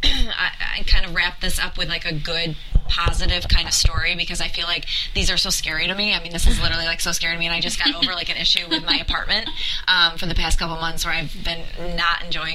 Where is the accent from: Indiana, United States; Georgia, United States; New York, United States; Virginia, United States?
New York, United States; I grew up in New York